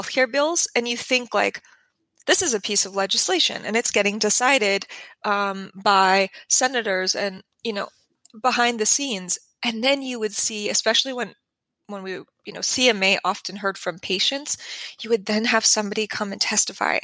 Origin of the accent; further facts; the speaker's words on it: New Mexico, United States; I'm from New Mexico. This is where I come from.